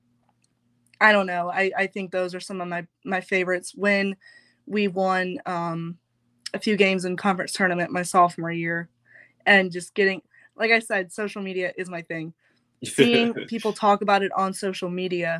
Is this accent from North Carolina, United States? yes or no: yes; Charlotte, North Carolina, United States; I'm from Charlotte.